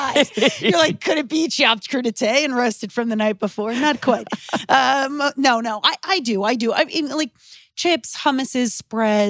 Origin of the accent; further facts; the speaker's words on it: Seekonk, Massachusetts, United States; moved away as an adult; also born or lived in Providence, Rhode Island / New York; now in Los Angeles, United States; I'm from Massachusetts